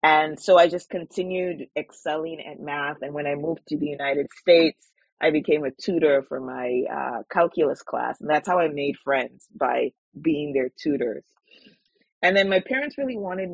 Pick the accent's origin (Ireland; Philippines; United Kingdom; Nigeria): Nigeria; now in Vancouver, Canada; Growing up in Nigeria